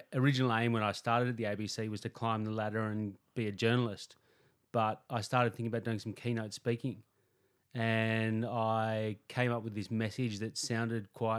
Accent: Sydney, New South Wales, Australia; also born or lived in Melbourne; I grew up in Sydney.

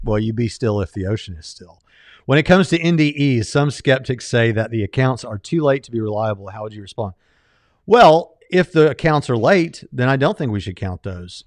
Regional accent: Jacksonville, Florida, United States; I grew up in Jacksonville, Florida, went to the beach every weekend

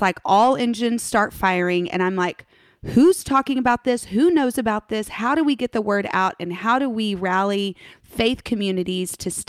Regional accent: Oregon, United States; now in Texas, United States; Oregonian, born and wow. raised.

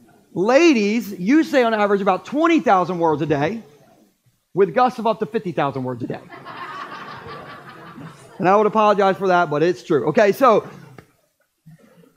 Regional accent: Gumboro, Delaware, United States; I grew up in Gumboro eating Scrapple.

